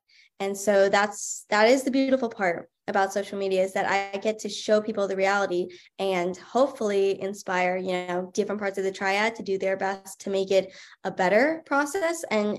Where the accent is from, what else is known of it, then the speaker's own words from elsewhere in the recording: Delaware, United States; I'm an adoptee from the Trolley Square Delaware office with Adoptions from the Heart. And I was adopted in 1999. And growing up, I was only one when I was adopted. So I didn't know anything different coming to America. And I grew up in a predominantly white area, and both my parents are white.